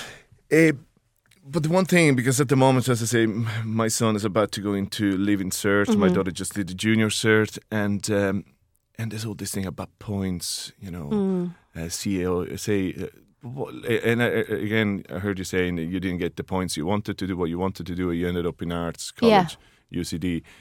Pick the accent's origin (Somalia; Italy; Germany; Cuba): Italy; Rome, Lazio; now in Ireland; I'm from Rome